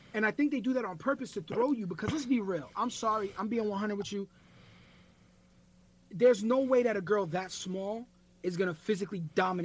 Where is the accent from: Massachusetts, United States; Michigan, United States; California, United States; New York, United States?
New York, United States; when we were growing up in New York in, like, the late 80s, early 90s